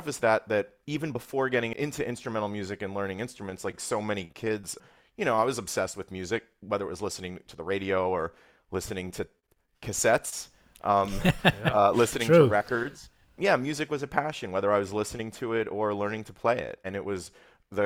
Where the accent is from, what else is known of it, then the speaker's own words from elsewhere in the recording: Cherry Hill, New Jersey, United States; I grew up in Cherry Hill, New Jersey.